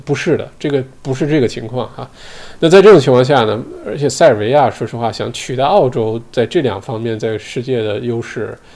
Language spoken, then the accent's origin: Chinese; China; now in Australia; 我们中国人